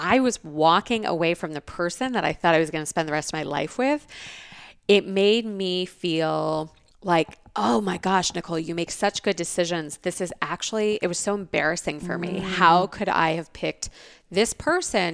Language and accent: English; Los Angeles, California, United States; moved away as an adult; also born or lived in Tucson, Arizona; now in Scottsdale, United States; I grew up in Los Angeles. I moved here 2.5 years ago